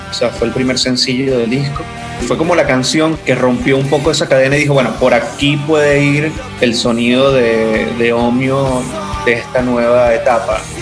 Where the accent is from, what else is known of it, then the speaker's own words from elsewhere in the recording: eastern Venezuela, Venezuela; somos de Oriente